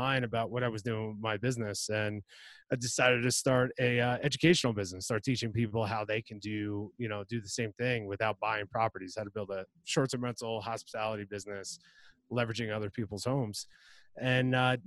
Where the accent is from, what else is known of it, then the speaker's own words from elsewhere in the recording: New Jersey, United States; moved away as an adult; now in San Diego, United States; I grew up in New Jersey